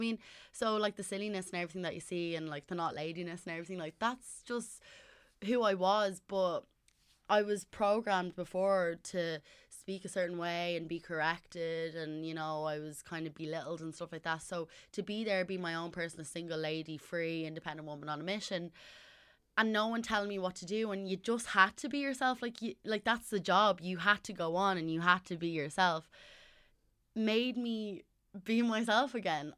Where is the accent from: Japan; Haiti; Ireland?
Ireland; also born or lived in Southside; I'm from North Side, but I was living on South Side.